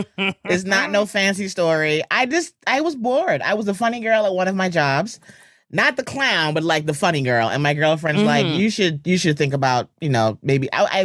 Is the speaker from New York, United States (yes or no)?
yes; Bronx, New York, United States; also born or lived in Los Angeles; Everyone here is from Jamaica, and I was born and raised in the Bronx. I live in the Bronx. I moved back out of LA after being there 20 years, so I'm back home